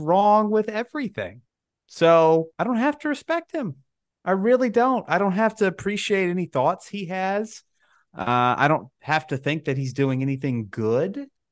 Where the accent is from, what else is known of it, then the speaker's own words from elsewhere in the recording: Alabama, United States; I'm from Alabama